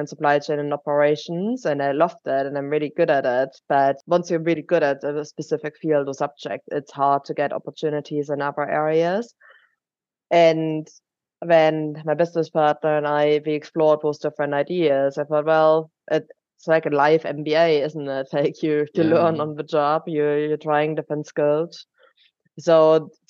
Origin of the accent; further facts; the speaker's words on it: Germany; accent: German; English is a second language; moved away as an adult; now in United Kingdom; we're both originally from Germany, which is where my accent is coming from